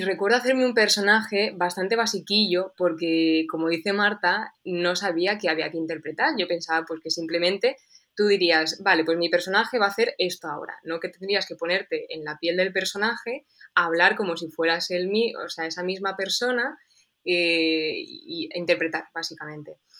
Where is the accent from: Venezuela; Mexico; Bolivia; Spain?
Spain; Toledo, Castilla-La Mancha